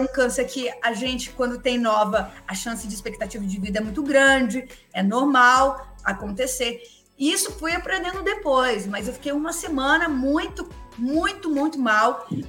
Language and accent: Portuguese; interior of São Paulo, Brazil; sou do interior de São Paulo